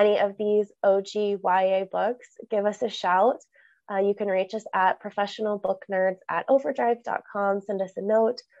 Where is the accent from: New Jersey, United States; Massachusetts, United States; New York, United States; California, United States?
California, United States; Northern; I grew up in Northern California